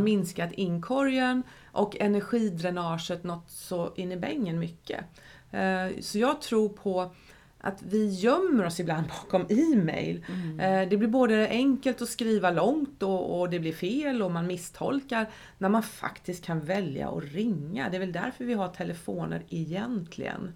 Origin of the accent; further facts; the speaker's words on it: Nässjö, Jönköping County, Sweden; Jag stod på disken på Höglandssjukhuset i Nässjö när jag var tonåring